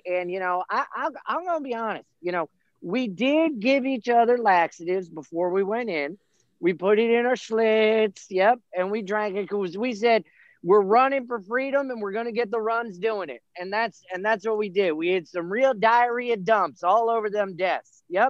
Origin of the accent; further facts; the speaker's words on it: Erie, Pennsylvania, United States; I'm from Erie, Pennsylvania.